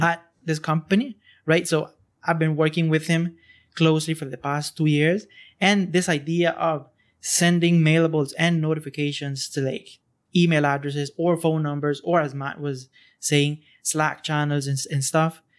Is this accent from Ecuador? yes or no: no; Honduras; now in Costa Rica; I'm not originally from here. I'm from Hon-, Honduras.